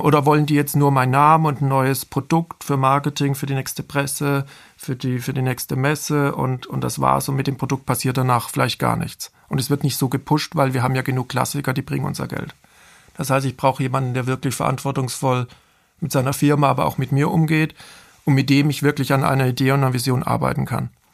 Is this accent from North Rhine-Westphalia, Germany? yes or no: no; Bad Mergentheim, Baden-Württemberg, Germany; moved away as an adult; also born or lived in Offenbach; aus meiner Region, aus, wo ich herkomme, aus dem Taubertal